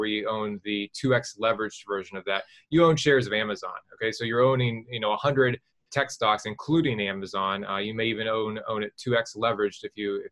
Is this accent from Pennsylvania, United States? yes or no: no; West Virginia, United States; I'm from West Virginia